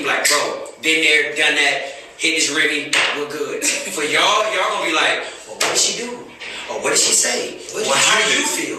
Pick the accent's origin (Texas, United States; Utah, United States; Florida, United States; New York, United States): Florida, United States; I'm from Florida